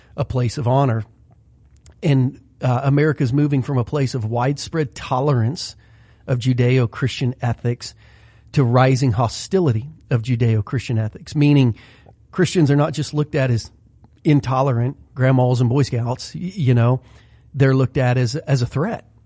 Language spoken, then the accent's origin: English; Southern Ohio, United States; growing up in Southern Ohio for seventeen, eighteen years